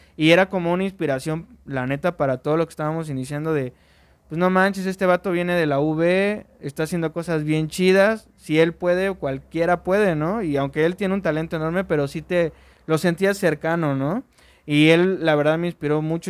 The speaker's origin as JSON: {"language": "Spanish", "town": "Orizaba", "region": "Veracruz", "country": "Mexico", "tie": "born or raised there", "said": "soy originario de Orizaba"}